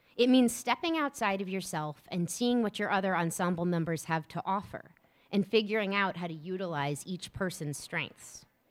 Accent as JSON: {"language": "English", "town": "New Orleans", "region": "Louisiana", "country": "United States", "also_born_or_lived": "Columbus, Ohio / Atlanta, Georgia", "moved": "yes", "lives_now": "Rockville, United States", "said": "I'm originally from New Orleans, Louisiana, uh, that will always be my home"}